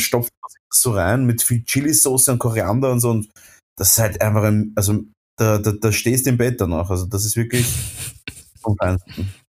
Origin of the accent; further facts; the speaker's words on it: Vienna, Austria; bei uns in Wien